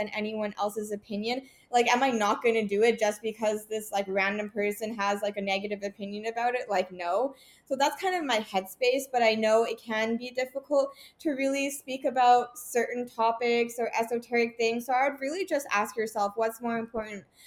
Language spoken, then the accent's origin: English; Vancouver, British Columbia, Canada; also born or lived in Toronto; I was born in Toronto, moved to Vancouver as a child